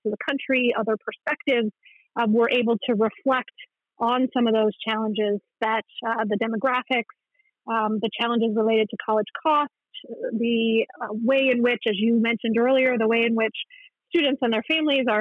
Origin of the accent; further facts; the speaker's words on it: Pennsylvania, United States; moved away as an adult; also born or lived in Indiana / Virginia; now in Ohio, United States; I grew up in Pennsylvania, and I worked for almost 14 years in Indiana